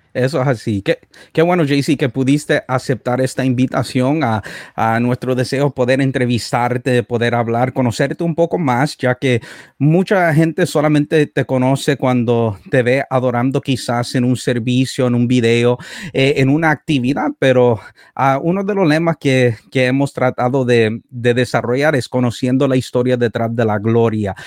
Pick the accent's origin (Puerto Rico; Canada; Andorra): Canada; also born or lived in El Salvador; Fui criado aquí en Canadá